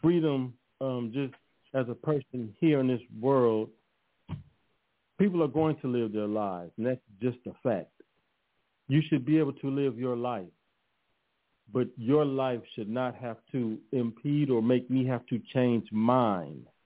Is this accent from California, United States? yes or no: yes; Los Angeles, California, United States; also born or lived in Austin, Texas; living in South Central Los Angeles, and I grew up in in Leimert Park area